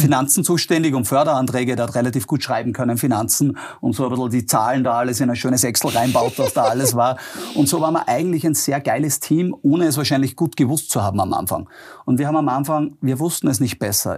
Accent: Austria; born or raised there

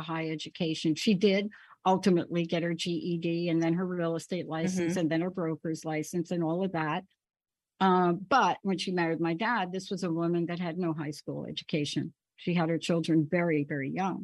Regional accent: New York, United States; I grew up in New York, so I'm used to people pounding their fist on the table

